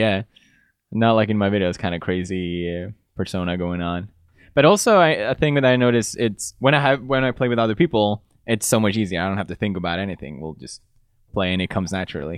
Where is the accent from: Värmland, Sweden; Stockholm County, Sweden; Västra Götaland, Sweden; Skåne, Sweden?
Västra Götaland, Sweden; Gothenburg; English is a second language; moved away as an adult; also born or lived in Italy; now in United Kingdom; I grew up in Gothenburg